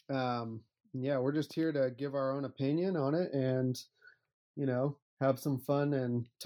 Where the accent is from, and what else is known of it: Portland, Oregon, United States